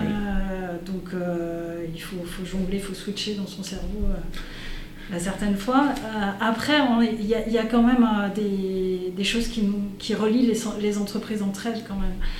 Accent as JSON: {"language": "French", "town": "Brignais", "region": "Auvergne-Rhône-Alpes", "country": "France", "said": "je suis une Brignérotte, donc, euh, je suis du coin"}